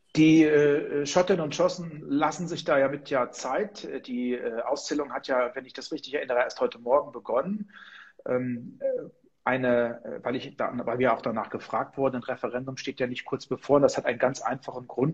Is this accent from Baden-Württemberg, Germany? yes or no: no; Heringen, Hesse, Germany; ich bin an der ehemaligen Grenze zur DDR groß geworden. Also wenn ich aus meinem Fenster geblickt habe, in unserem Haus im kleinen Städtchen Heringen an der Werra